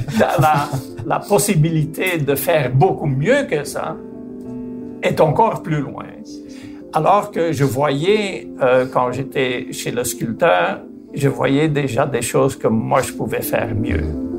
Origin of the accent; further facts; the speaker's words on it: Flanders, Belgium; mon pays natal, qui est la Flandre, en Belgique